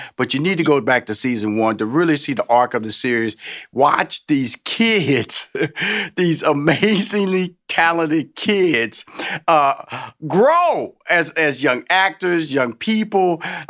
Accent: Houston, Texas, United States; I'm from Houston, Texas. You're from San Antonio, Texas.

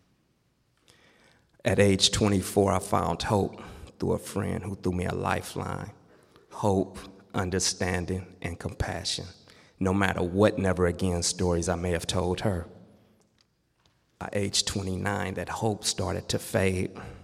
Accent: Los Angeles, California, United States; Growing up in Watts, California

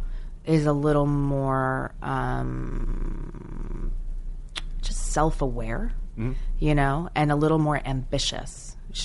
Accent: New Jersey, United States; accent: slight British accent; growing up in New Jersey, being obsessed with musical theater, I kind of had a slight British accent

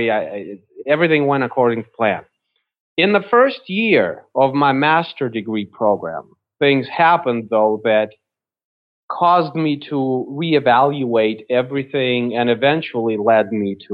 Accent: Russia; now in United States; I was born I was born in Russia when it was still Soviet Union.

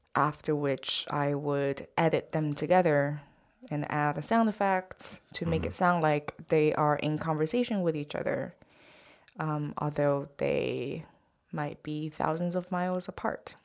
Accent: Shanghai, China; English is a second language; moved away as an adult; now in New York, United States; my parents and myself are all from Shanghai, China

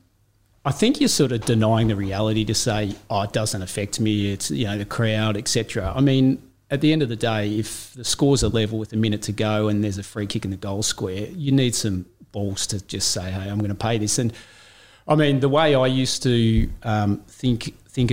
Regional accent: Warrnambool, Victoria, Australia; moved away; also born or lived in Torquay; I grew up in Warrnambool, yep, in the country

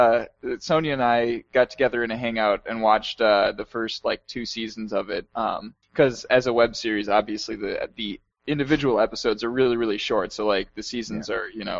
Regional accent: United States; moved away as an adult; now in Sweden

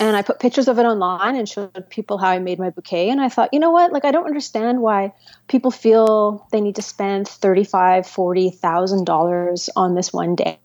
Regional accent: Toronto, Ontario, Canada; moved away as an adult; also born or lived in Ottawa / Vancouver / rural British Columbia; now in Toronto, Canada; I was born in Toronto, lived in Toronto, raised in Toronto

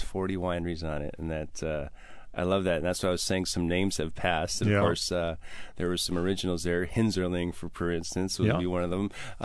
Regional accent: Wisconsin, United States; I'm a Wisconsin guy

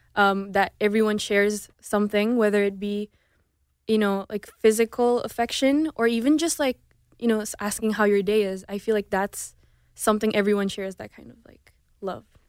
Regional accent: Indonesia; first language Indonesian; also born or lived in Houston; now in Los Angeles, United States; growing up in Indonesia, there's a lot of cultural differences

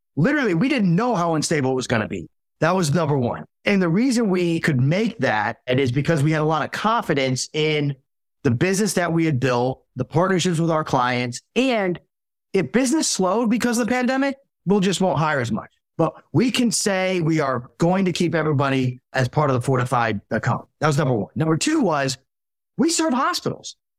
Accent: Dallas, Texas, United States; also born or lived in Hartford, Connecticut / Milwaukee; So I grew up in Dallas, North Dallas, originally from Hartford, Connecticut, though

